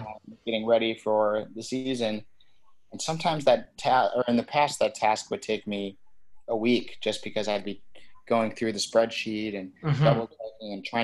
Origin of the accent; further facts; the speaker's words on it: Detroit, Michigan, United States; also born or lived in Chicago; I'm originally from the Detroit area